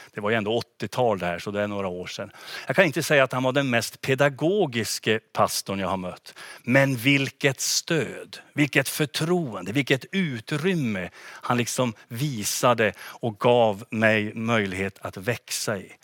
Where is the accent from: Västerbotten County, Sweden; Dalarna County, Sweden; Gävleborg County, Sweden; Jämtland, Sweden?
Västerbotten County, Sweden; Gunnarn; moved away as an adult; now in Umeå, Sweden; hemma i Gunnarn, naturligtvis min, min hemby och min hemförsamling Philadelphia där